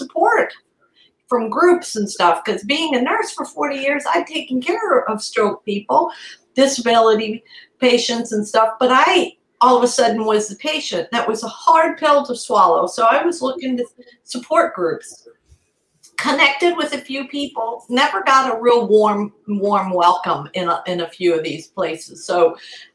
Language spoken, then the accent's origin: English; Italy; moved away; We're all Italian, so we grew up in Italy